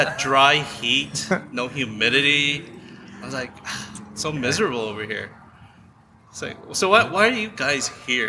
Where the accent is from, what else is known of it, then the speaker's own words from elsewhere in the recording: California, United States; we're from California